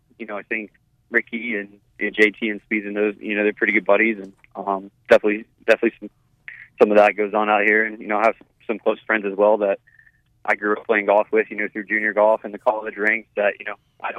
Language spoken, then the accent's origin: English; Edmond, Oklahoma, United States; also born or lived in Texas; I was born in Texas. I really grew up in Edmond, Oklahoma